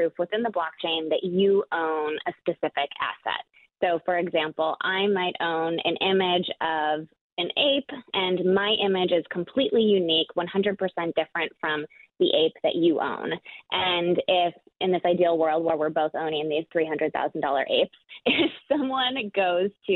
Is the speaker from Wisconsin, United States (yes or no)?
yes; a suburb of Milwaukee, Wisconsin, United States; also born or lived in San Francisco Bay Area; now in San Francisco, United States; I grew up in Wisconsin, and I am right just a hop and a skip away is where I had my childhood from